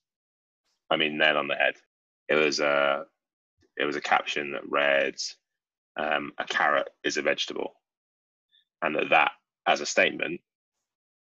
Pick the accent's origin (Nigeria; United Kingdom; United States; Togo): United Kingdom; We're British. We're all British.